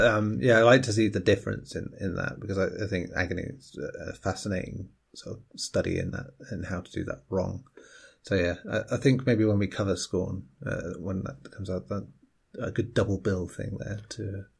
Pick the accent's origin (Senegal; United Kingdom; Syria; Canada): United Kingdom; England; as an Englishman